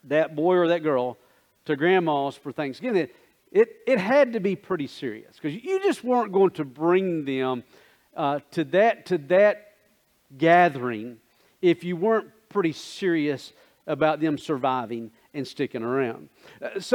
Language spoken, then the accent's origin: English; Coldwater, United States; I grew up in Coldwater